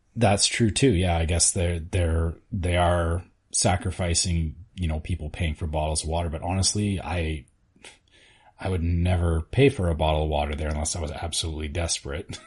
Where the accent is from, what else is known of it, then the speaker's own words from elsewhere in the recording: Canada; speaking as a Canadian